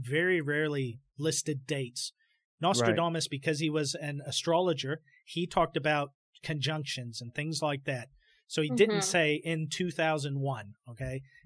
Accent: United States; as an American

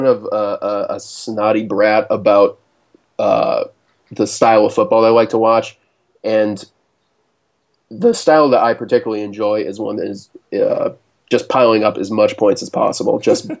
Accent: Rochester, New York, United States; I am from Rochester in upstate New York

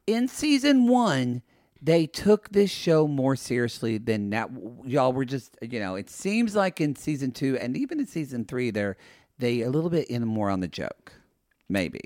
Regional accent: Oklahoma, United States; now in Los Angeles, United States; I say I'm from Oklahoma

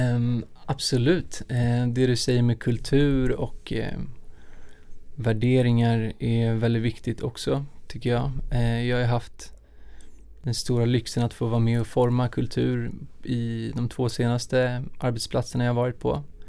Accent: Stockholm, Stockholm County, Sweden; also born or lived in Lund; jag är uppvuxen här i Stockholm

